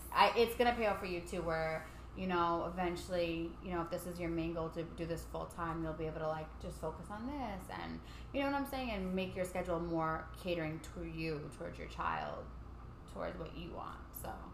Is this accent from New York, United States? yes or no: yes; New York City, New York, United States; growing up in Staten Island